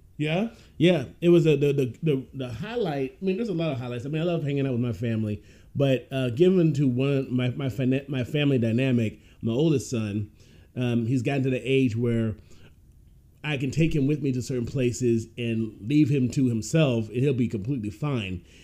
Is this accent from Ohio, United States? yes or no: yes; Ohio, United States; I grew up in Ohio